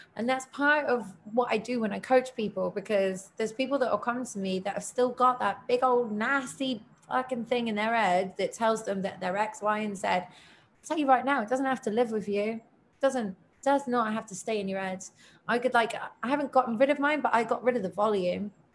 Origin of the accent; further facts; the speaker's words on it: United Kingdom; me as a as a British person